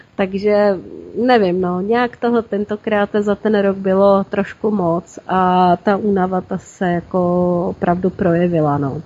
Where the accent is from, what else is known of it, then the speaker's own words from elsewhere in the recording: Plzeň, Plzeň Region, Czechia; now in Prague, Czech Republic; U nás Plzni, u nás v Plzni bejval ohňostroj